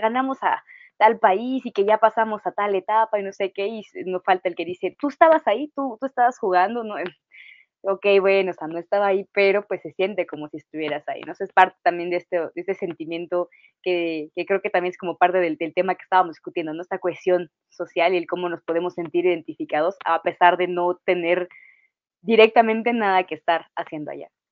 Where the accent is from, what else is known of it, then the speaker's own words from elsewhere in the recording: Mexico; vamos a seguir siendo mexicanos toda la vida